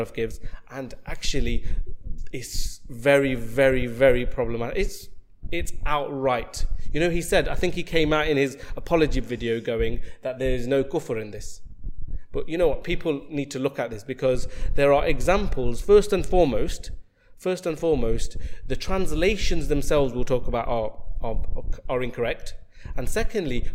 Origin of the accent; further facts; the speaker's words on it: Nottingham, East Midlands, United Kingdom; I'm from Nottingham